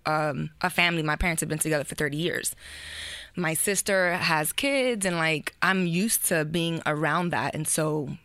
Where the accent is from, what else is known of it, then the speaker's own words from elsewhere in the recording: New York City, New York, United States; also born or lived in New Jersey; raised in Bushwick, which my parents still live 33 years later